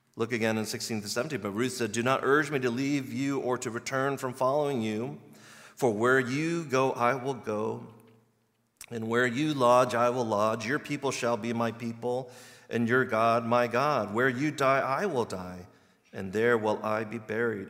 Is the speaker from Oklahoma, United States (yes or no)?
no; Virginia, United States; moved away as an adult; now in Chicago, United States; I'm from the East Coast in Virginia, and we had four exact seasons, like clockwork